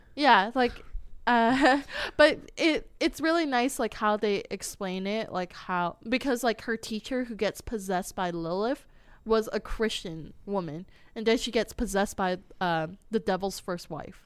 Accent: United States; English speakers in America

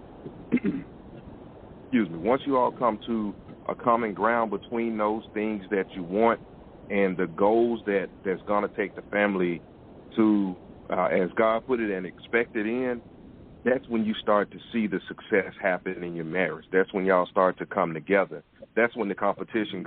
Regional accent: Memphis, Tennessee, United States; I'm country, I'm from Memphis

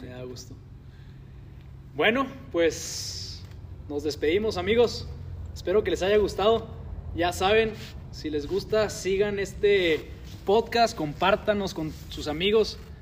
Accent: Mexico; en México estamos acostumbrados

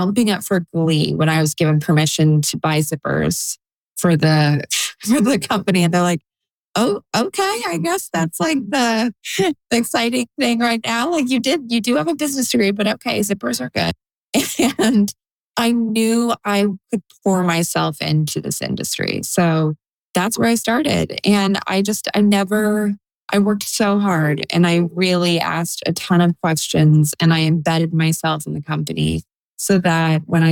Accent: Toronto, Ontario, Canada; moved away as an adult; also born or lived in Montreal, Canada; now in New York City, United States; I'm Canadian and I grew up in Toronto

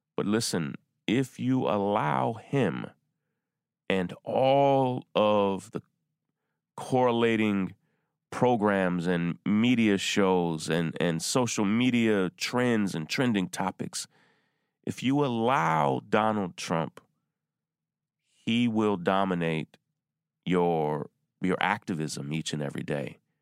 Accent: Versailles, Kentucky, United States; born or raised there

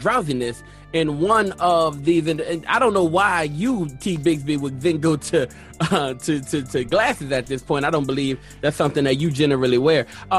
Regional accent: Los Angeles, California, United States; I'm from Crenshaw

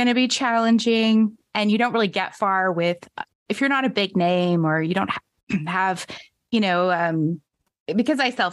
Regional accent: Canada; here in my hometown

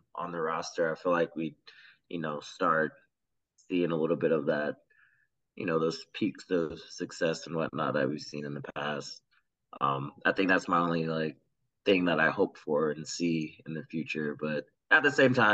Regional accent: Gwinnett County, Georgia, United States; I'm a player from Gwinnett County

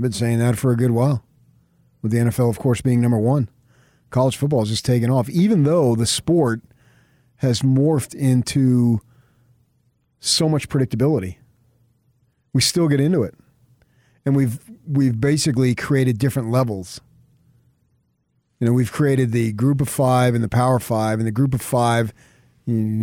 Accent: Phoenix, Arizona, United States; moved away; I grew up in Phoenix

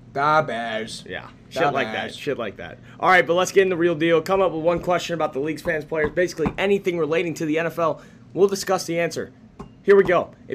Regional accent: Chicago, Illinois, United States; accent: Chicago

